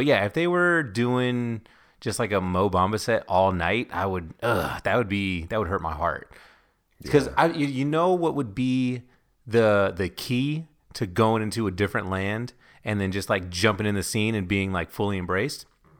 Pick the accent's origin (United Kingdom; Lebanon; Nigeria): Nigeria; thinking that we're West Indian instead of Nigerian, and also not knowing that English is the main language in Nigeria.